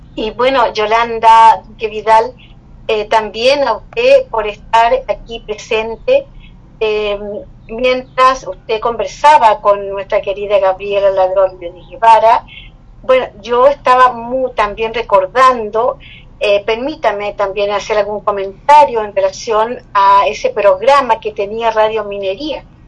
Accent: Chile; como chilenos

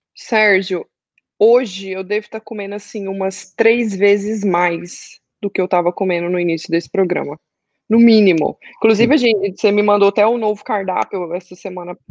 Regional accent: Goiânia, Goiás, Brazil; now in Orlando, United States; Estou morando em Orlando, sou de Goiânia.

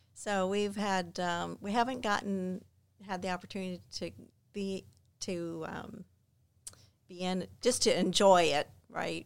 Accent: Clearwater, Florida, United States; also born or lived in Clermont, Florida / Mascotte, Florida / Largo, Florida / Indiana; I am a native of Florida

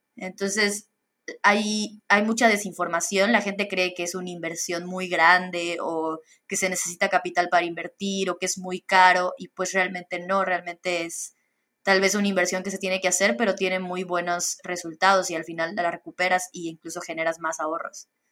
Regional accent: Campeche, Mexico; now in Mérida, Mexico; realmente yo soy de Campeche

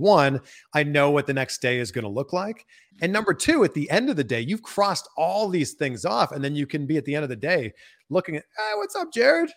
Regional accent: Pickering, Ontario, Canada; moved away; I'm from Pickering, Ontario

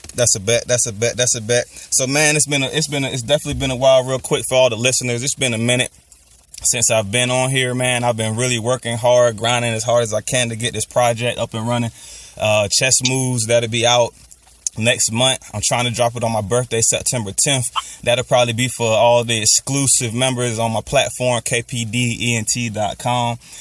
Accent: Maryland, United States; my hometown, Peace City, Maryland

